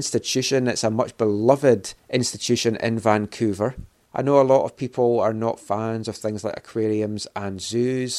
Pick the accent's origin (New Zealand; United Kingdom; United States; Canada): United Kingdom; Scotland; being Scottish